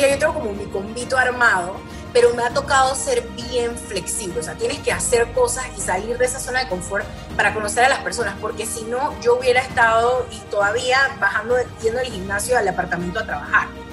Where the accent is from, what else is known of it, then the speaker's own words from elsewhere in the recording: Panama; moved away as an adult; now in Austin, United States; yo vivo en Austin, Texas, eh, pero soy full panameña, 100%.